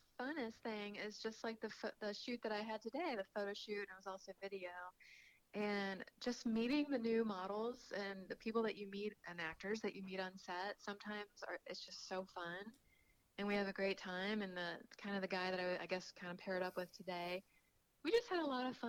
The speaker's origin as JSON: {"language": "English", "region": "Kentucky", "country": "United States", "tie": "born or raised there", "said": "So for me, that's actually hard because I grew up in Kentucky eating fried food and pork chops and mashed potatoes"}